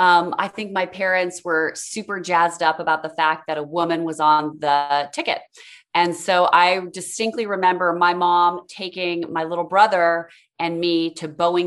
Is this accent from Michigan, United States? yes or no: no; Kent, Washington, United States; moved away as an adult; also born or lived in California; now in Washington, D.C., United States; I grew up on the West Coast. I always start with that. I was born in California. When I was about five, we moved up to a suburb of Seattle called Kent.